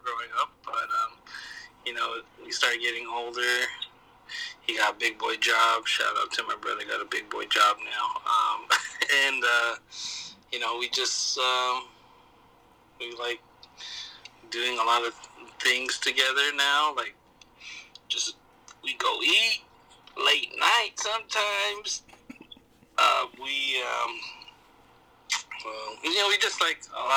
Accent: Long Beach, California, United States; I was born and raised in Long Beach, California. I still live in Long Beach to this day

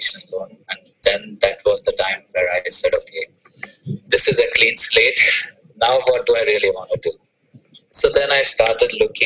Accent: India; moved away as an adult; I was having my typical IT job because I'm from India

